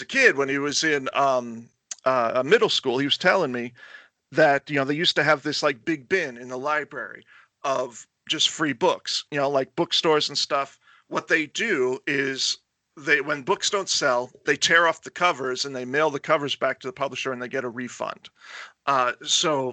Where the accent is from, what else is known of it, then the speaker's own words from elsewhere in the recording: Florida, United States; also born or lived in New York; my formative years were in Florida